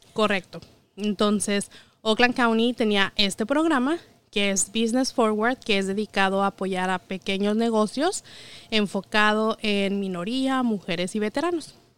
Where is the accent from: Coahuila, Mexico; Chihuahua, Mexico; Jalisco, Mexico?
Chihuahua, Mexico; moved away as an adult; now in United States; yo soy de Chihuahua, eh, soy contadora egresada de la Universidad Autónoma de Chihuahua y llegué aquí hace ocho años